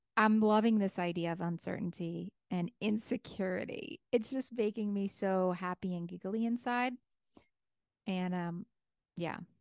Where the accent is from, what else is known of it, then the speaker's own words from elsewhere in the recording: New York, United States; I'm a New Yorker.